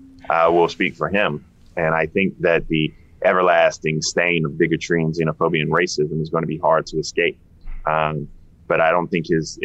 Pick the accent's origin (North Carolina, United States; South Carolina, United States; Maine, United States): South Carolina, United States; Denmark; So, you know, I'm from Denmark.